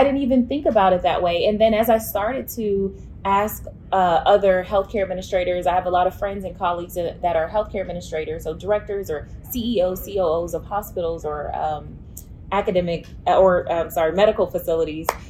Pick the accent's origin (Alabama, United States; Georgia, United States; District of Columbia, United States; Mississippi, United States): Mississippi, United States; Mississippi Delta, United States; now in Memphis, United States; I'm from Mississippi, uh, the Mississippi Delta to be exact